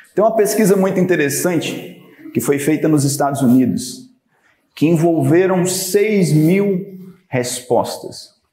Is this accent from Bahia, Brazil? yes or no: yes; Bahia, Brazil; Eu sou baiano